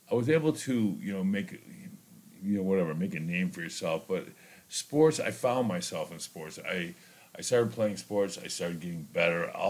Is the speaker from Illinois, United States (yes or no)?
yes; Chicago, Illinois, United States; I think growing up in Chicago, it was um, it was pretty simple and, it was pretty innocent.